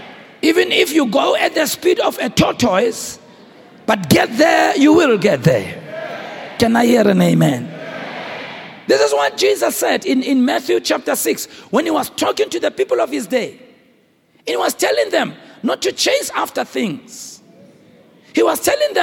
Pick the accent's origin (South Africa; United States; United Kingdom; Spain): South Africa; I'm a South African. I grew under apartheid